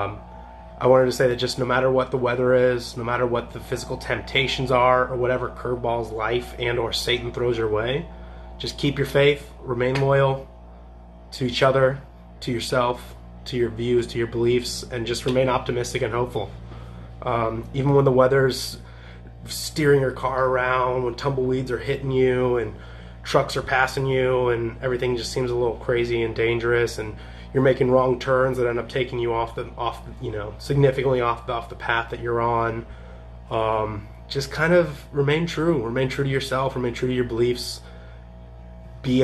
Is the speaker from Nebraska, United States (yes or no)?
no; Champaign, Illinois, United States; moved away; also born or lived in Southern California; friends in Champaign, my hometown